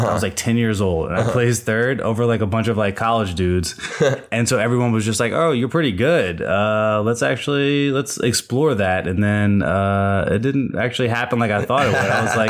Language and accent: English; Richmond, Virginia, United States; moved away; Originally from Virginia.